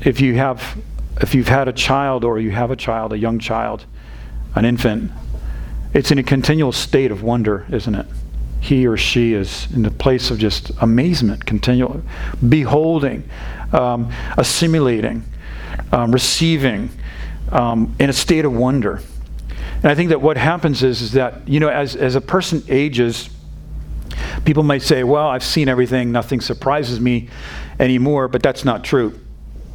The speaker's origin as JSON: {"language": "English", "region": "New England", "country": "United States", "tie": "born or raised there", "moved": "yes", "lives_now": "Texas, United States", "said": "I'm not from this area of Texas. I'm not from the South. And we grew up in a very stoic part of New England."}